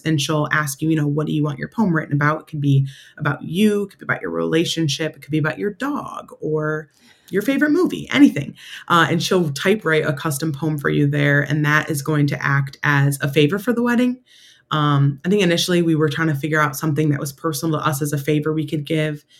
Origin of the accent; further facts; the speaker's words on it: Syracuse, New York, United States; moved away as an adult; also born or lived in Rochester, New York; now in Washington, D.C., United States; Syracuse, New York, in my hometown.